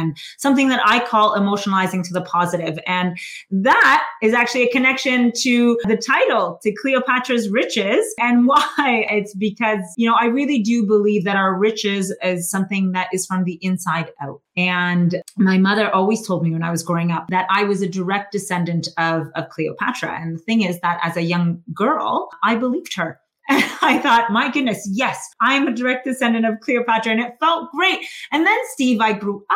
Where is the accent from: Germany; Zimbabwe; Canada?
Canada; I grew up here in Canada